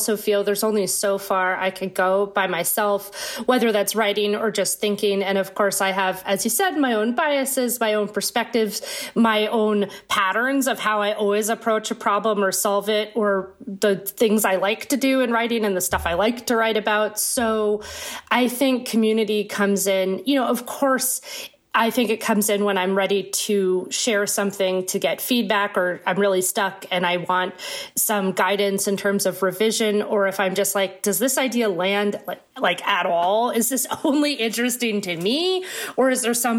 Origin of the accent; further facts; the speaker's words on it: Maine, United States; moved away as an adult; also born or lived in high desert of California; now in Brooklyn, United States; I'm from Maine, I grew up in Maine